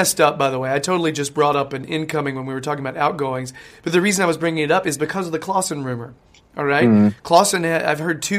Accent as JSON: {"language": "English", "country": "United States", "said": "I'm American"}